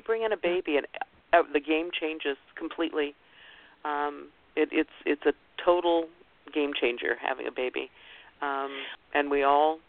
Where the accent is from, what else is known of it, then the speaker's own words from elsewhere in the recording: Ohio, United States; before the show about I grew up in Ohio, and she was an Ohio woman.